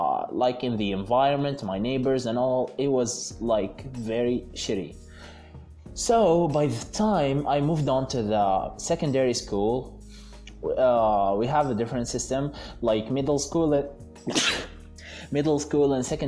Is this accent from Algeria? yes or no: yes; Algeria; in Algeria, my home country